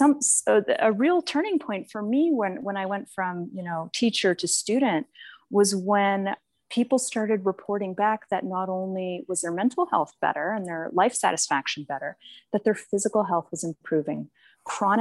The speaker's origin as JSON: {"language": "English", "town": "Boston", "region": "Massachusetts", "country": "United States", "tie": "born or raised there", "said": "I was raised in Boston"}